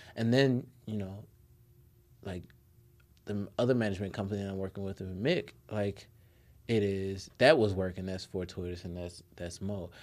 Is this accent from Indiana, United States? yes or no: no; Nashville, Tennessee, United States; also born or lived in Chicago; I grew up in Nashville, Tennessee